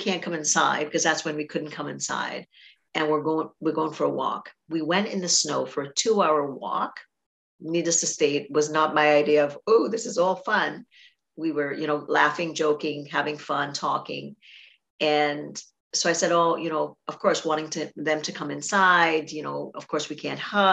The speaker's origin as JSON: {"language": "English", "country": "Trinidad & Tobago", "tie": "born or raised there", "moved": "yes", "lives_now": "Canada", "said": "I grew up in Trinidad"}